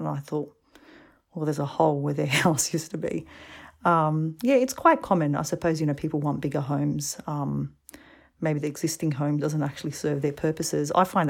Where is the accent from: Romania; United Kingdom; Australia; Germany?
Australia; I'm like, I'm from Australia. It's very clear.